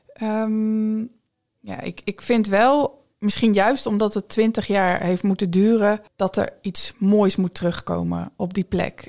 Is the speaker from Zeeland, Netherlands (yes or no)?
yes; Vlissingen, Zeeland, Netherlands; ik ben in 1983 geboren in Vlissingen